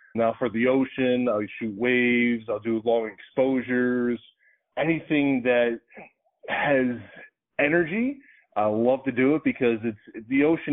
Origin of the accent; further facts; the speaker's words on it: Philadelphia, Pennsylvania, United States; moved away; also born or lived in Boca Raton, Florida; I was born and raised in Philadelphia